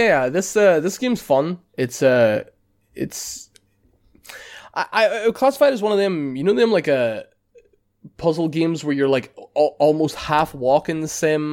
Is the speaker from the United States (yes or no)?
no; Ireland; being Irish lads